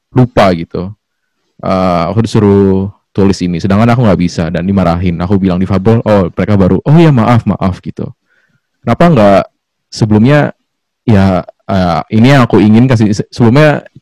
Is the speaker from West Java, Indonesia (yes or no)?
yes; Bekasi, West Java, Indonesia; asal Bekasi kak Yuli